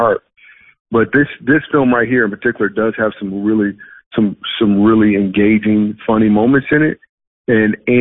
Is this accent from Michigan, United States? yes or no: yes; Grand Rapids, Michigan, United States; also born or lived in New York City / Los Angeles; now in Dallas, United States; I am from Michigan.